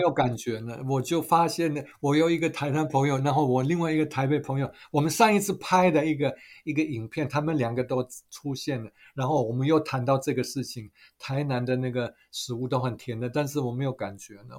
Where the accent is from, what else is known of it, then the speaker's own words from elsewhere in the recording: Germany; Chinese is a second language; moved away as an adult; now in Taiwan; 我在德国长大的，所以我们满十八岁的时候有投票权的，那我们就，都是去投票的